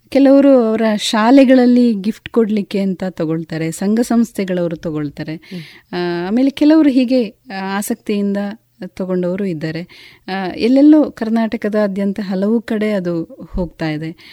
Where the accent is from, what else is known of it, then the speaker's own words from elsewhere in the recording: Adoor, Kerala, India; ನಮ್ಮದು ಕಾಸರಗೋಡಿನ ಅಡೂರು ಅನ್ನುವಂಥ ಒಂದು ಪುಟ್ಟ ಗ್ರಾಮ